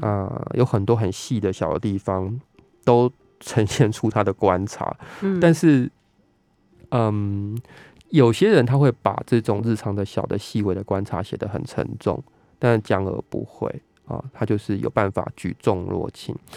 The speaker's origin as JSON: {"language": "Chinese", "region": "southern Taiwan", "country": "Taiwan", "tie": "born or raised there", "moved": "yes", "lives_now": "Taipei, Taiwan", "said": "因为我们都是南部长大的小孩子嘛"}